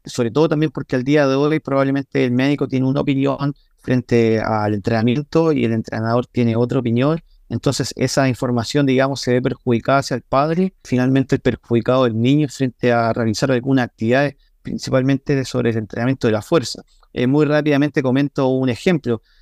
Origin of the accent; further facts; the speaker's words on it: Chile; yo soy de Chile